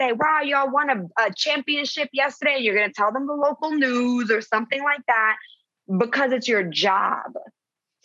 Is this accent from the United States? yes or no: yes; New York, United States; also born or lived in Costa Rica; now in Los Angeles, United States; I was born in New York and then I'm in L.A. and I did live in Costa Rica